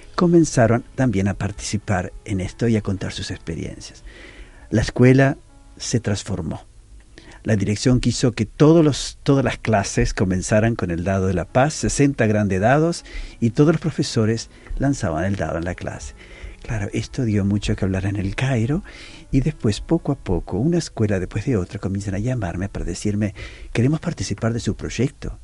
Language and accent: Spanish; Uruguay; moved away as an adult; also born or lived in Palestine / Israel / Lebanon / Istanbul; now in Porto, Portugal; yo no soy portugués. Yo soy de Uruguay